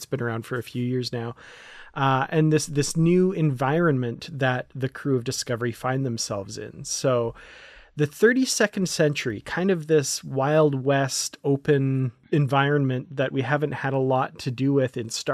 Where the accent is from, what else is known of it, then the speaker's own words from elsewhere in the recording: Canada; as a Canadian